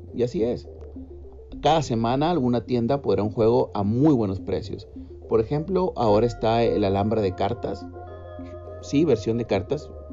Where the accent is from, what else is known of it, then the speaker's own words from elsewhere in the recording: Mexico; also born or lived in Monterrey, Nuevo León, Mexico; del mío, México